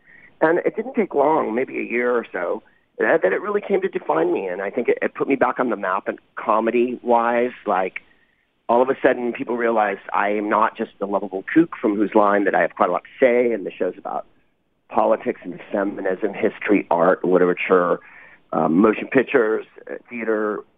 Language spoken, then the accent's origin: English; United States; I can get up as an American in Canada